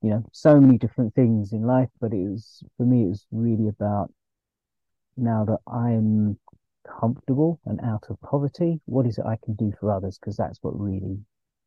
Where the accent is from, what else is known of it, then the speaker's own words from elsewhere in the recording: London, United Kingdom; Born and brought up in London, England. Parents are from India.